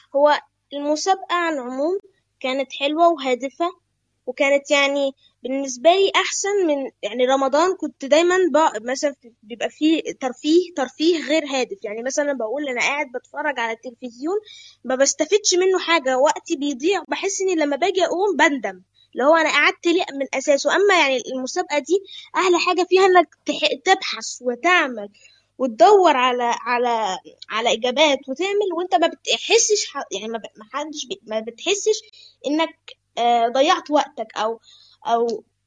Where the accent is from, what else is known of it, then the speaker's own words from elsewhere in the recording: Egypt; انا من مصر عندي 11 سنه